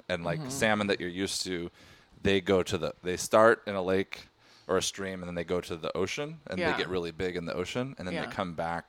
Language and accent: English; Oregon, United States; I grew up in Oregon